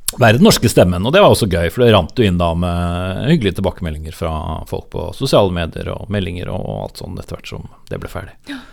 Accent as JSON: {"language": "Norwegian", "town": "Nykirke", "region": "Vestfold", "country": "Norway", "tie": "born or raised there", "also_born_or_lived": "Horten", "moved": "yes", "said": "Deilig å vokse opp nesten ved sjøen, for jeg, så er jeg fra Nykirke."}